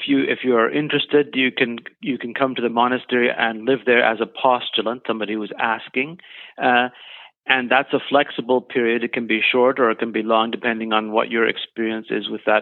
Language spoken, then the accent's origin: English; Canada; also born or lived in Germany; now in British Columbia, Canada; I was born in Germany, but we moved to Canada when I was young